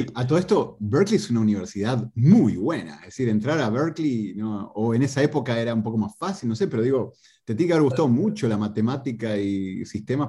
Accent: Tigre, Buenos Aires Province, Argentina; moved away as an adult; yo soy de Tigre, que queda a cinco minutos de San Fernando

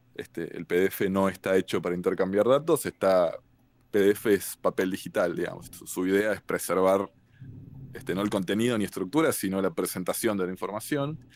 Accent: Argentina; now in Cambridge, United States; soy este, argentino, tengo 36 años

